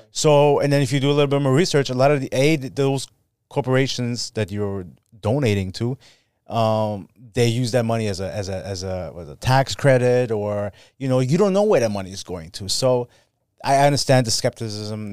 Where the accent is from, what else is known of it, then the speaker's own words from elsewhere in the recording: Germany; moved away; I'm from Germany